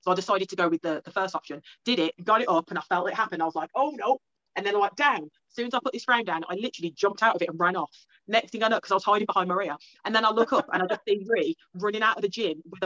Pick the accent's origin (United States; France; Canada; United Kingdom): United Kingdom; Newtown, England; I'm like full English. I was born in Newtown, which is like a slightly dodgy area